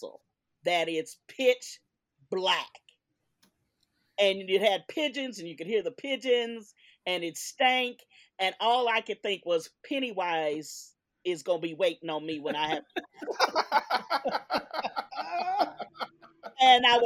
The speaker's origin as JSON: {"language": "English", "region": "California", "country": "United States", "tie": "born or raised there", "said": "when I was growing up in California"}